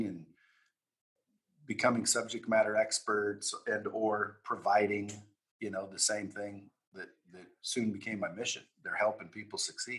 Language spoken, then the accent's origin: English; Oregon, United States; I grew up in Oregon, small town in Oregon